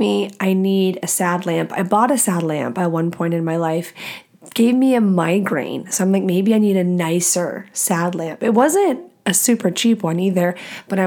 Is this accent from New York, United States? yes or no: no; Texas, United States; moved away as an adult; also born or lived in Nashville, Tennessee / Louisiana; now in Washington, United States; I grew up in Texas my whole life